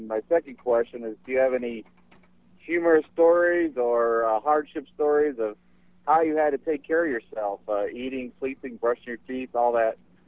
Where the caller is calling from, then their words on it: Baraboo, Wisconsin, United States; I'm from Baraboo, Wisconsin.